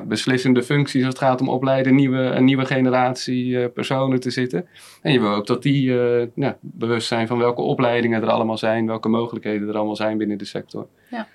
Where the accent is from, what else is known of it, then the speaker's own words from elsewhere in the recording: Rotterdam, South Holland, Netherlands; moved away as an adult; now in Haastrecht, Netherlands; Ik kom oorspronkelijk uit Rotterdam